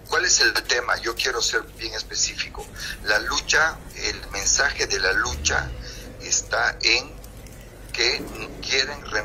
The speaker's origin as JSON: {"language": "Spanish", "country": "Bolivia", "said": "Señor ministro, yo le voy a preguntar algo como, como boliviano."}